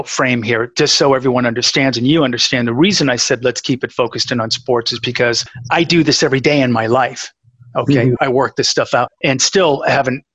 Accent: New England, United States; I grew up playing that in New England

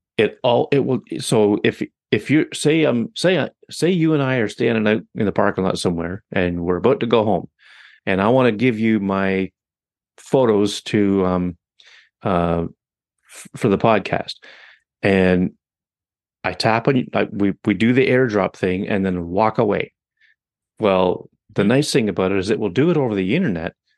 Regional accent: Canada; I'm Canadian

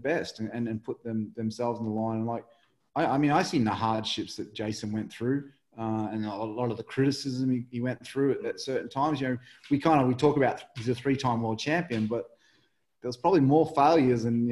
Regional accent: Mildura, Victoria, Australia; born or raised there; moved away; also born or lived in England

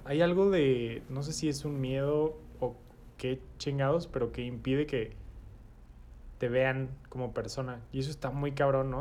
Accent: Mexico; nacimos y crecimos en México

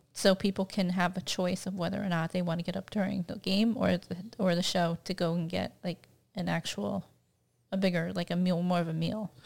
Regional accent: Sarasota, Florida, United States; I grew up near Tampa Bay

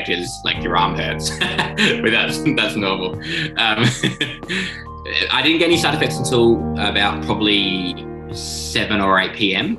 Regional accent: Adelaide, South Australia, Australia; moved away as an adult; now in Sydney, Australia; I'm originally from Adelaide, moved to Sydney in October of last year.

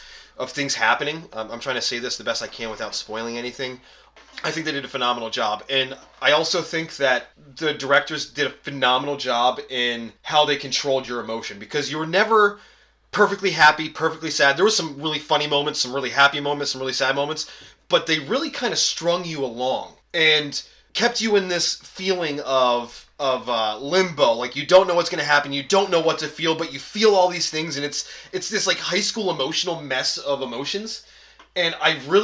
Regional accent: New Jersey, United States; where I grew up in New Jersey

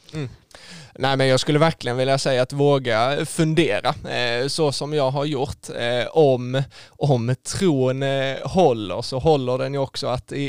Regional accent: Skåne, Sweden; där jag växte upp eh, hemma i Skåne då ute på, på landsbygden med, med min familj

